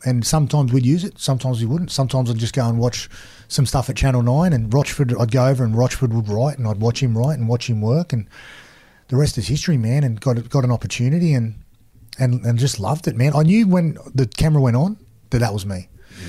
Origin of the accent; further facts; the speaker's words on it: Wollongong, New South Wales, Australia; moved away as an adult; now in Cronulla, Australia; when I grew up in Wollongong